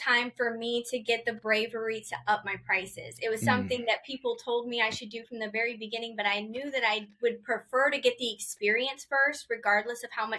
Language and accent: English; Akron, Ohio, United States; born there; also born or lived in Poughkeepsie, United States / New Orleans, United States / Florida, United States; So I grew up a little bit of everywhere. We moved around a lot, but I was born in Akron, Ohio. Then we moved to Poughkeepsie, New York, and then New Orleans area, and then Florida.